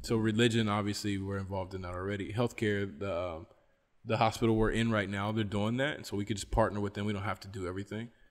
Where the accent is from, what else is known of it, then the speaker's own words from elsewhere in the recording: West Virginia, United States; I'm from West Virginia